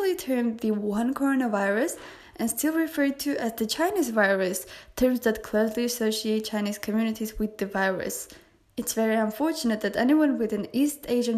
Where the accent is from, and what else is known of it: Armenia